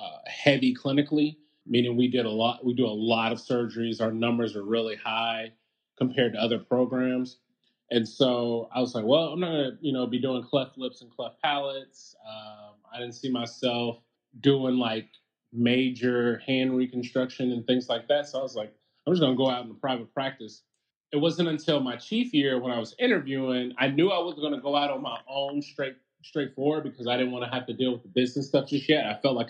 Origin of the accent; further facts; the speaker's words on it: Huntsville, Alabama, United States; Huntsville, Alabama.